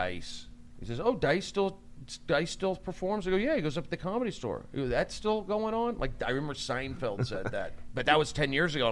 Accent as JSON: {"language": "English", "town": "Los Angeles", "region": "California", "country": "United States", "tie": "born or raised there", "said": "I grew up in the Valley. Grew up in the San Fernando Valley"}